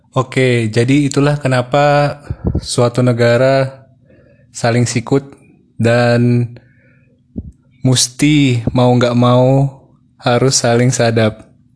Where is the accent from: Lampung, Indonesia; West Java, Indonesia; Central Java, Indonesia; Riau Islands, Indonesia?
Riau Islands, Indonesia; Bintan Island; saya besar di Pulau Bintan